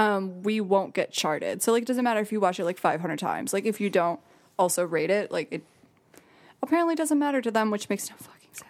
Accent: Jackson, Michigan, United States; born or raised there

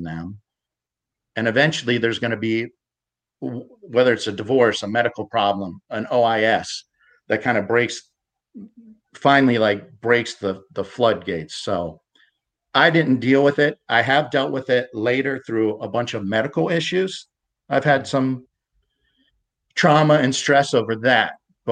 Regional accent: United States; also born or lived in Pittsburgh, Pennsylvania / Ohio; I grew up in Pittsburgh and Ohio suburbs.

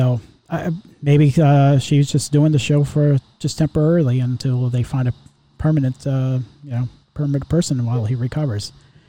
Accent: New York, United States; now in Florida, United States; originally I'm from New York

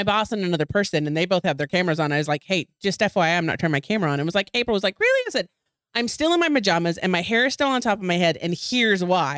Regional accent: Texas, United States; I'm from Texas

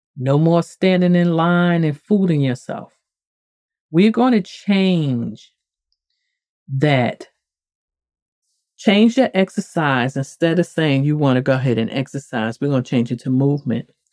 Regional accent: the North, United States; moved away; I'm from the North

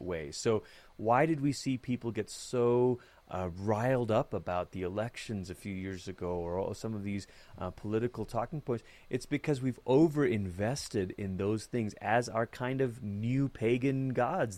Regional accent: Malaysia; moved away as an adult; now in United States; I grew up in Malaysia.

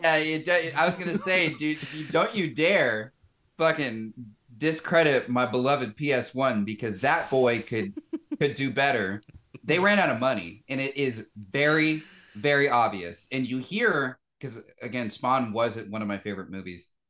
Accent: the South, United States; growing up in the South

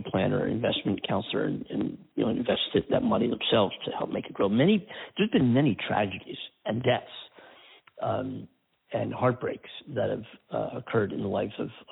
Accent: Pennsylvania, United States; now in California, United States; My home state of Pennsylvania

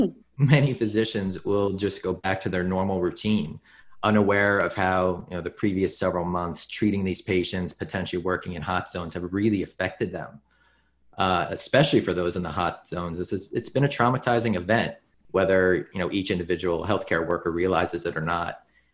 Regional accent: New York, United States; as a New Yorker

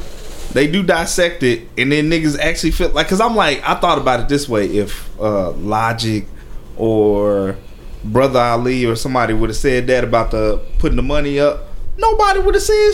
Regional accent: Jamaica; I'm Jamaican.

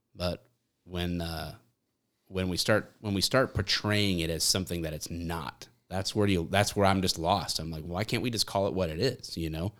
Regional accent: Michigan, United States

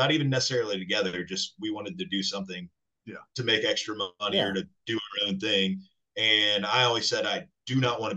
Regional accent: Spring, Texas, United States; So we grew up in Spring

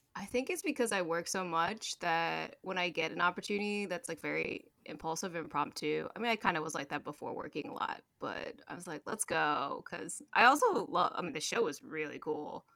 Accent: Maryland, United States; also born or lived in China; I, grew up in Maryland

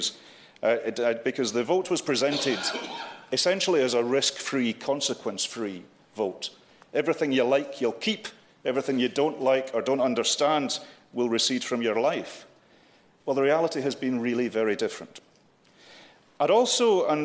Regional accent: Scotland, United Kingdom

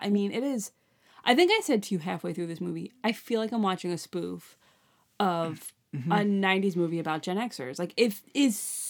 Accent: New York, United States; like we're from Long Island, like that's Montauk, you know?

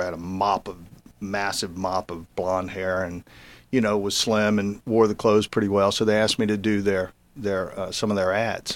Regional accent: Baton Rouge, Louisiana, United States; moved away as an adult; I grew up in Baton Rouge

